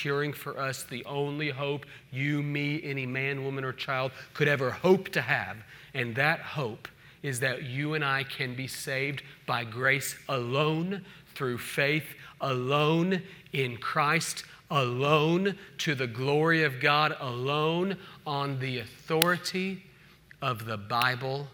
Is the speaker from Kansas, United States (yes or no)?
no; Oklahoma City, Oklahoma, United States; also born or lived in Independence, Missouri; now in Charlotte, United States; a kid growing up in Oklahoma City